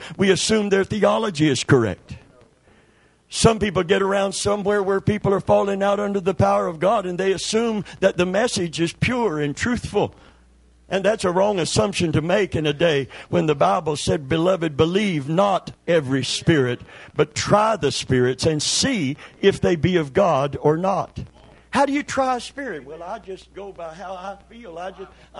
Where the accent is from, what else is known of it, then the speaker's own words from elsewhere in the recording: Kentucky, United States; I'm from Kentucky